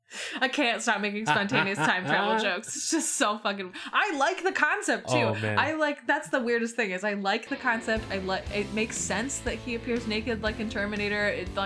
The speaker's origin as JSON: {"language": "English", "town": "Chicago", "region": "Illinois", "country": "United States", "said": "I'm from Chicago and I don't like hunting."}